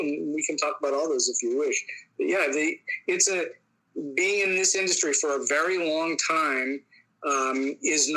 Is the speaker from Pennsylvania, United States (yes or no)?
yes; Pittsburgh, Pennsylvania, United States; moved away; also born or lived in Hollywood; I taught for 10 years here in my hometown of Pittsburgh